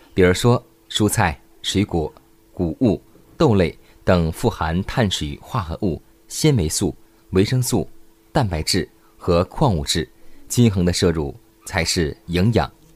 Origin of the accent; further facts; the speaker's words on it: China; 我们中国人